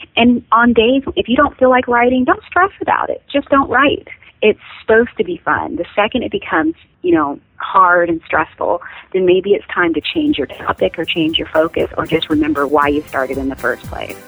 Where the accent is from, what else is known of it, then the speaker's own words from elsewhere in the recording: Pacific Northwest, United States; I grew up in the Pacific Northwest, and right now, like you said, I live in Washington on five lovely acres.